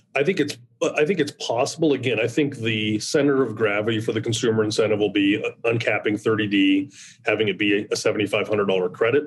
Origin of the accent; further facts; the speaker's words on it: Nebraska, United States; I'm from Nebraska